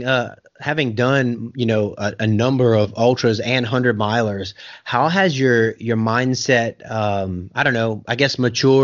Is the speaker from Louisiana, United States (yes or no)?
yes; South Louisiana, United States; now in Oklahoma, United States; I'm from South Louisiana with the humidity and everything else